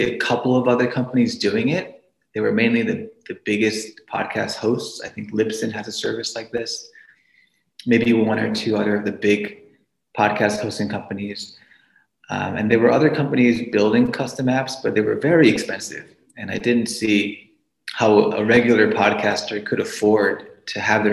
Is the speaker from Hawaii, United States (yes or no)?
no; New York City, New York, United States; moved away as an adult; now in Pittsburgh, United States; I'm originally from New York City.